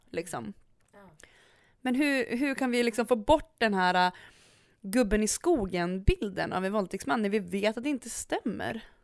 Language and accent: Swedish; Umeå, Västerbotten County, Sweden; jag är från Umeå